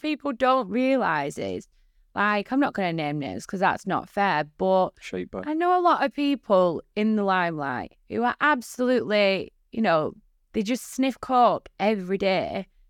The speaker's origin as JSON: {"language": "English", "town": "Bolton", "region": "North West England", "country": "United Kingdom", "tie": "born or raised there", "said": "Bolton isn't that much of a bad place, but it's a very small place with a lot of small-minded people in it."}